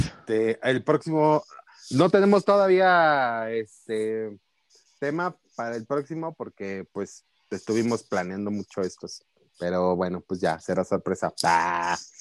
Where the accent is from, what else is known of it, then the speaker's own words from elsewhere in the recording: Mexico; nosotros como mexicanos